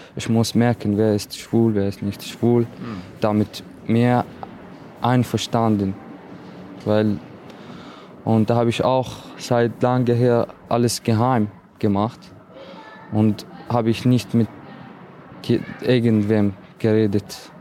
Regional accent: Iraq; German is a second language; now in Austria; Ich habe viel Schwierigkeit in meiner Heimat erlebt, mit meiner Familie, also in Irak

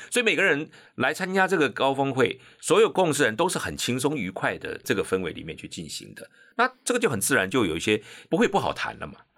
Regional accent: Pingtung County, Taiwan; moved away as an adult; now in Taipei, Taiwan; 我是屏东人，对不对？啊，我到台北来念，然后念了师大，啊，四年之后呢，我就回屏东去教书

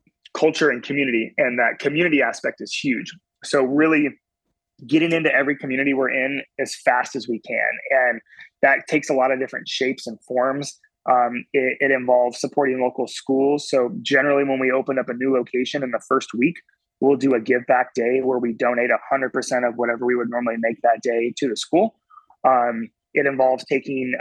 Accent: Oregon, United States; now in Carolinas, United States; I grew up in Oregon on the West Coast

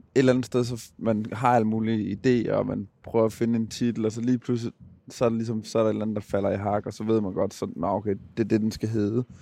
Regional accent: Gladsaxe, Capital Region of Denmark, Denmark; jeg er fra København. Jeg er født og opvokset ude i Gladsaxe

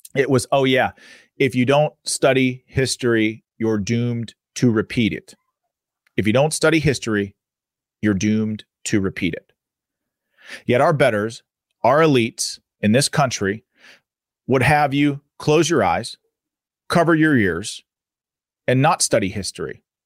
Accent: Pittsburgh, Pennsylvania, United States; my local paper here in Pittsburgh, I'm from Pittsburgh, Pennsylvania

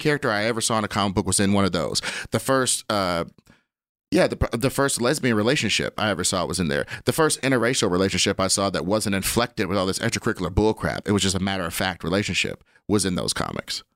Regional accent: Kansas City, Missouri, United States; I am from Kansas City

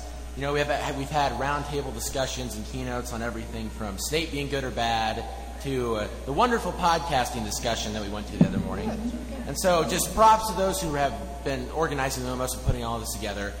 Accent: Kansas, United States; I'm from Kansas

